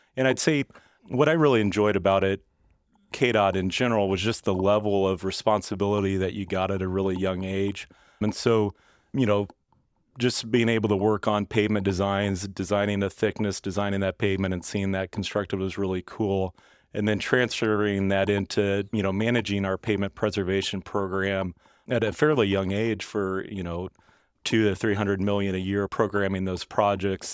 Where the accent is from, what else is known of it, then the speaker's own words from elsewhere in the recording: Stilwell, Kansas, United States; I grew up in Stillwell, Kansas, which is kind of the unincorporated southern part of Johnson County.